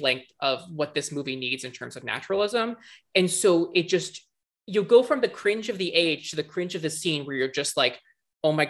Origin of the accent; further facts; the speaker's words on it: Virginia, United States; I'm from Virginia